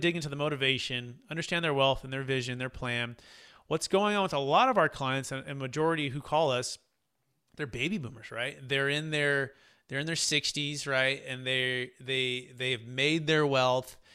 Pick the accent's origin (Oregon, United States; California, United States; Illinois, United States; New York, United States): California, United States; the Bay Area, Sacramento, Northern; I grew up in Northern California, the Bay Area, in Sacramento